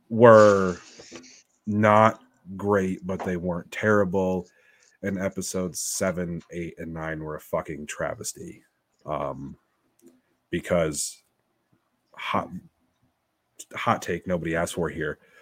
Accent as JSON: {"language": "English", "region": "New York", "country": "United States", "said": "we're from New York"}